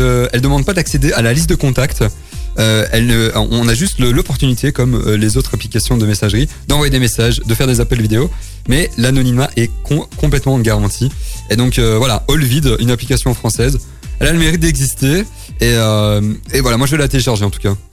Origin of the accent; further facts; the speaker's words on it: Pont-à-Celles, Wallonia, Belgium; Je viens quand même de Pontacel